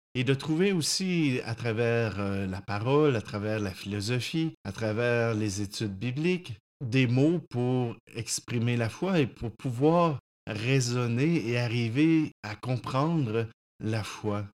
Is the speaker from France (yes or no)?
no; Saint-Hyacinthe, Quebec, Canada; retourner dans mon patelin à Saint-Hyacinthe à l'époque